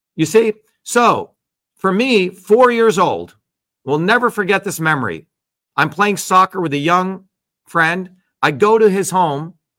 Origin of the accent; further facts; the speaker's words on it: New Jersey, United States; I grew up in New Jersey